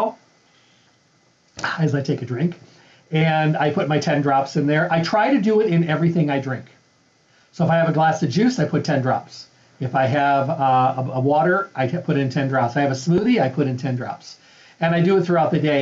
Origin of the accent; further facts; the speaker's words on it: Midwest, United States; moved away; I'm from the Midwest.